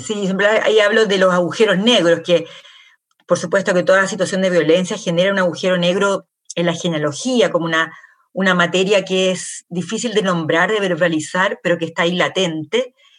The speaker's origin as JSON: {"language": "Spanish", "country": "Chile", "tie": "born or raised there", "said": "yo soy, primera generación en Chile, mis padres nacieron em, fuera"}